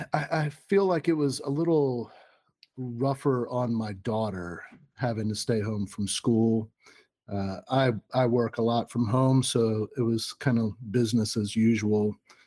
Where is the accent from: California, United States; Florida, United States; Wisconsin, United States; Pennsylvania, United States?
Florida, United States; Orlando; also born or lived in Columbus; I was born in the Navy Hospital in Orlando, Florida.